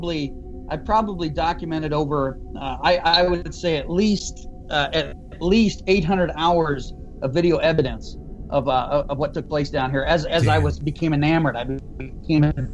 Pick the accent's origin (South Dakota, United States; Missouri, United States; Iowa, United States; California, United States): Iowa, United States; I am from Iowa